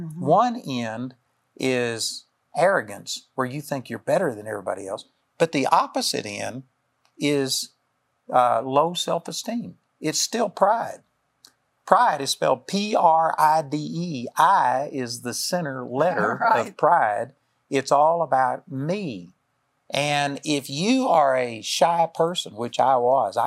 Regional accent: Texas, United States; I'm a hick from Texas

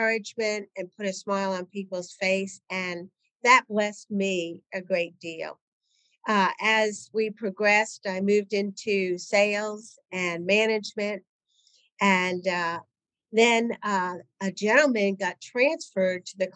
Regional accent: New England, United States; moved away as an adult; also born or lived in Connecticut / Nashville, Tennessee; I was working in Connecticut. I grew up in New England.

